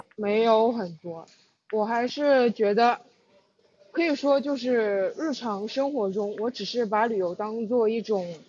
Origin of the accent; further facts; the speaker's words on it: Jingdezhen, Jiangxi, China; 江西景德镇的